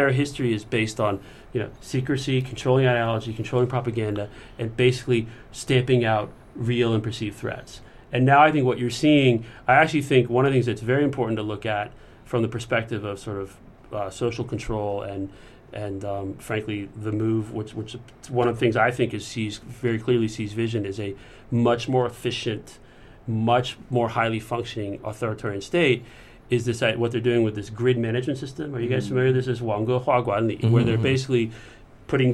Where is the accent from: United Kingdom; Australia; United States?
United States; moved away as an adult; now in Beijing, China; as an American